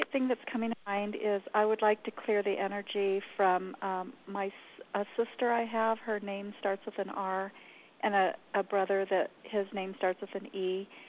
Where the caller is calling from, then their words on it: New Mexico, United States; Hi, uh, I'm from New Mexico.